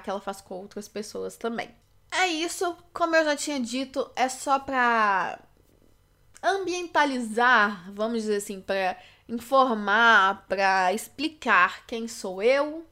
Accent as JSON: {"language": "Portuguese", "town": "Belo Horizonte", "region": "Minas Gerais", "country": "Brazil", "said": "eu sou de Minas Gerais, Belo Horizonte"}